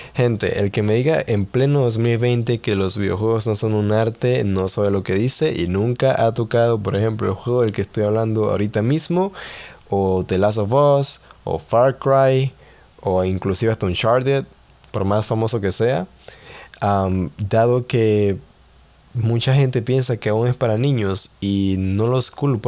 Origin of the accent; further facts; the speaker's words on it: Panama; soy panameño